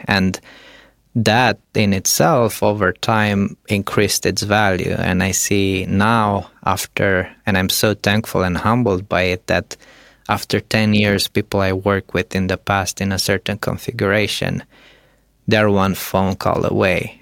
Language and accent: English; Romania; moved away; I come from Romania